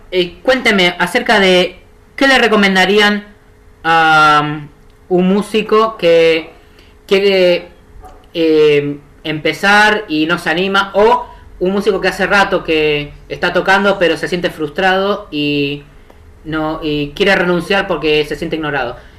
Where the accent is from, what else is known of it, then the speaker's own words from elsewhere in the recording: Argentina; yo soy de Argentina